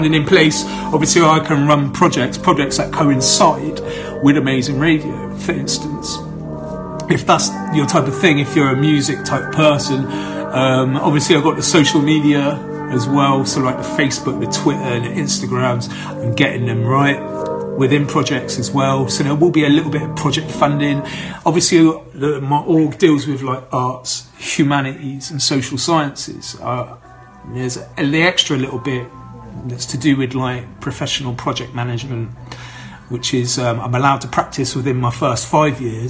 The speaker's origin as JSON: {"language": "English", "town": "Bath", "region": "South West England", "country": "United Kingdom", "tie": "born or raised there", "said": "here in Bath, my hometown"}